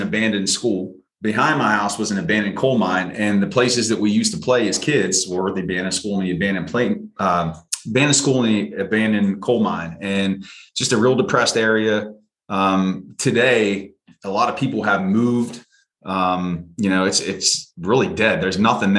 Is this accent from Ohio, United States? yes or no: no; southwest of Pittsburgh, Western Pennsylvania, United States; moved away; I grew up in Western Pennsylvania, southwest of Pittsburgh